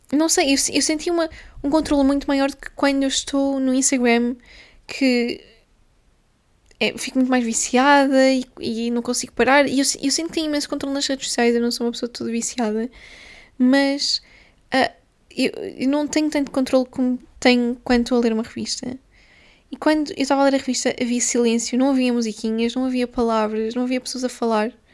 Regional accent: Guimarães, Norte, Portugal; moved away; em Guimarães, que foi onde eu fui um, criada, onde eu cresci, nasci e cresci

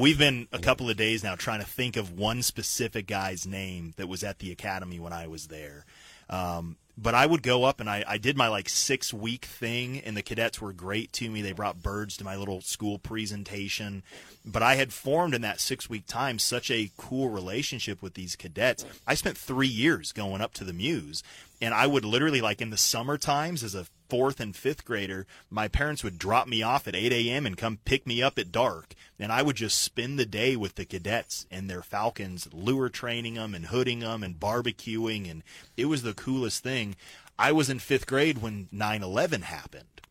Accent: Colorado Springs, Colorado, United States; moved away; I grew up in Colorado Springs

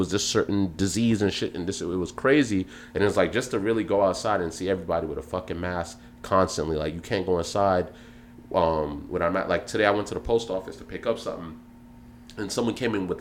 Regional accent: New York City, New York, United States; as a youth growing up in Brooklyn

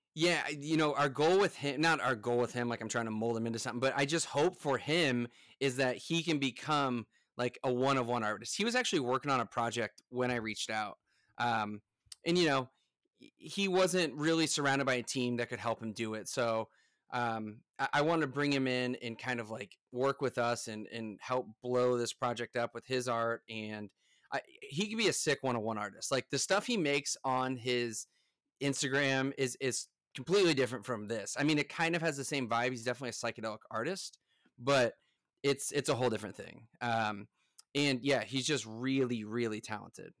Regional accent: United States; I'm from the United States

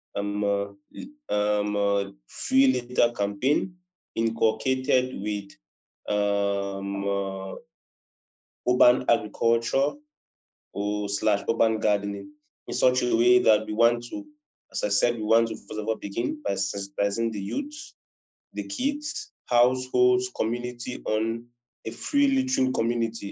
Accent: Cameroon; I'm a Cameroonian. I reside in Cameroon.

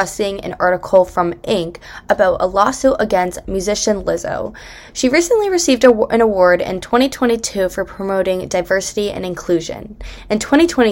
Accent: Bucks County, Pennsylvania, United States; I'm a third year from Bucks County, Pennsylvania.

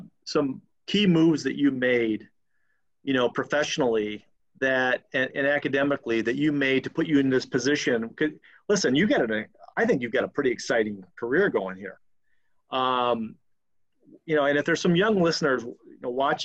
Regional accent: Yakima, Washington, United States; moved away as an adult; also born or lived in Notre Dame, Indiana; now in Chicago, United States; I grew up in Yakima, Washington, and then went to law school at Notre Dame

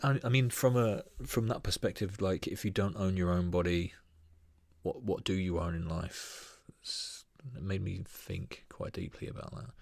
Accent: Brighton, South East England, United Kingdom; born and raised in White Hawk

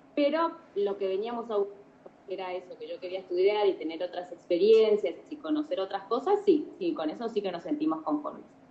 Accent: Argentina; moved away as an adult; also born or lived in Buenos Aires / Metán; now in Madrid, Spain; vivo mm, en Madrid, pero soy de Argentina

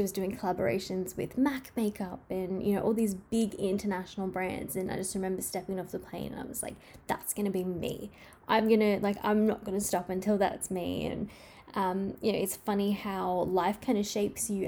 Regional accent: Australia; I love Australia so much. It is my home country and my favorite country in the world

